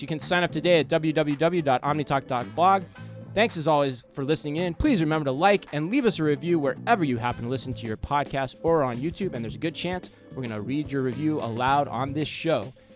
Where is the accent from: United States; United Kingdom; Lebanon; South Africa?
United States; Arizona; moved away; growing up in Arizona